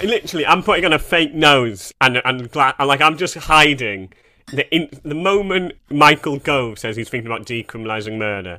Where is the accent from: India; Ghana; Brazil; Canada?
Canada; This is a bit naughty, but I'm Canadian, so who gives a fuck?